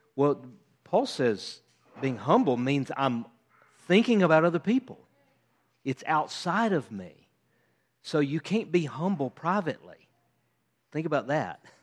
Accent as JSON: {"language": "English", "country": "United States", "said": "as an American"}